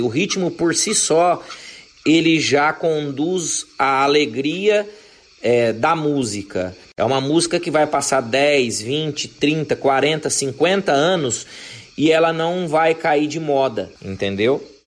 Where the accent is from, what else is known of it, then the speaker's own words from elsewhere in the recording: Mato Grosso do Sul, Brazil; eu, o João e o Euler, a gente vem do Mato Grosso do Sul